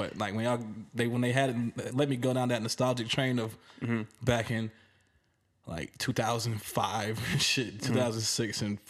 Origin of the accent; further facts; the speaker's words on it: the South, United States; I'm from the South